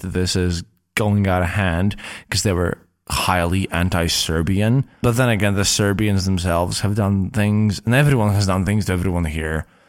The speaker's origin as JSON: {"language": "English", "country": "Latvia", "said": "I'm coming from Latvia, from the Baltics, where we don't have a lot of Muslims."}